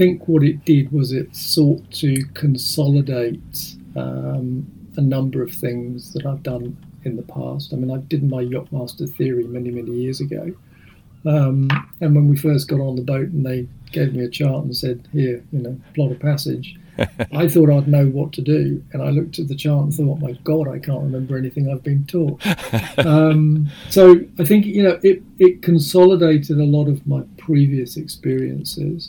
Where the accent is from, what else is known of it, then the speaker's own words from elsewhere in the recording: Hampshire, South East England, United Kingdom; also born or lived in New Zealand; I live in Hampshire, and I grew up in Hampshire, so I'm very familiar with the Solent